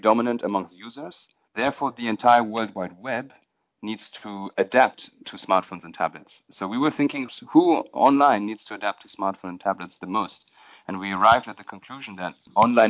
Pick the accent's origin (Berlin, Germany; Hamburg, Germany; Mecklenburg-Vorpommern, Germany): Berlin, Germany; moved away as an adult; also born or lived in London / India; I'm originally from Berlin